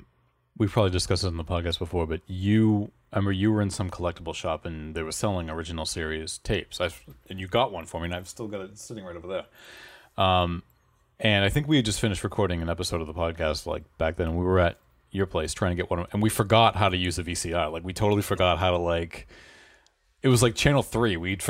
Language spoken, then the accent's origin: English; Massachusetts, United States; And we're from the Boston area.